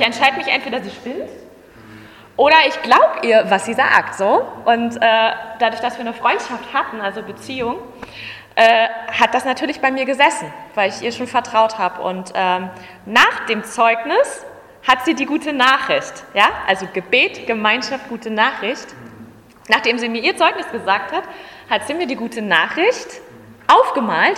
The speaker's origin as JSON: {"language": "German", "region": "Berlin", "country": "Germany", "tie": "born or raised there", "said": "Ich bin Urberliner, ich komme auch aus Ostberlin"}